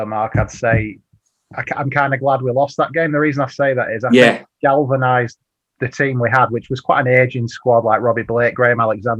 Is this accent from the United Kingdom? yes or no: yes; Burnley, North West England, United Kingdom; now in Chesterfield, United Kingdom; I'm from Burnley, but I live in Chesterfield.